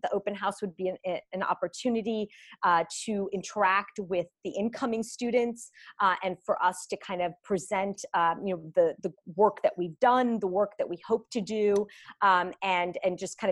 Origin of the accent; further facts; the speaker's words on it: Greece; moved away; I'm actually from Greece